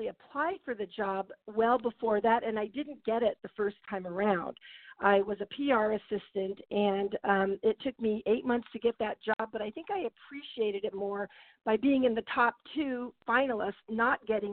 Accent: San Diego, California, United States; also born or lived in Orange County, California; I was born in San Diego. I know native San Diegans are very rare. And I grew up going to San Diego Zoo as a child.

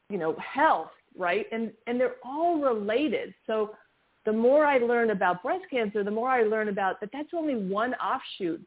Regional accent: Los Angeles, California, United States; also born or lived in New York; my family moved here when

